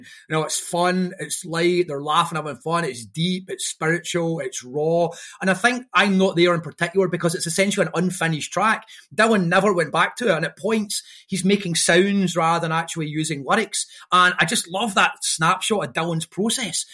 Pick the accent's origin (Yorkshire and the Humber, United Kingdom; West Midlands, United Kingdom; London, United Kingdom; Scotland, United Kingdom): Scotland, United Kingdom; Airdrie; growing up in Airdrie and getting in a weird culture